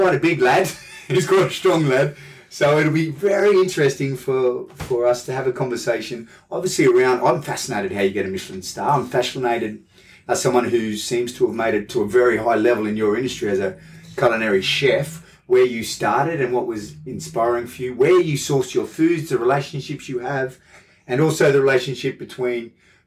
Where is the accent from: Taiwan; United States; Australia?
Australia; accent: Australian; now in Hong Kong; I'm Australian with an Australian accent